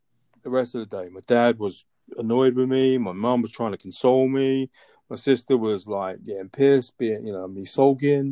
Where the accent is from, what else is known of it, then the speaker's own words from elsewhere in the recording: London, United Kingdom; moved away as an adult; also born or lived in Chicago / Washington, D.C. / Boston; now in Atlanta, United States; Born and raised in London, and I came to the U.S. in 2003